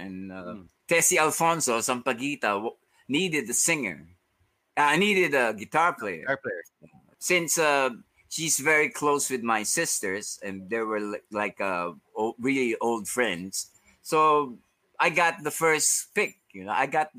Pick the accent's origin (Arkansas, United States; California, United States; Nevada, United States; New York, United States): New York, United States; Valhalla; Where I grew up in Valhalla, I always steal coins from my mom.